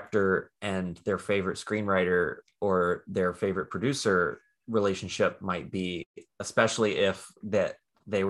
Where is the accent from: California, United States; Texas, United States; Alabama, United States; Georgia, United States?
Alabama, United States; I grew up in Alabama. And my parents and my grandparents are all from Alabama.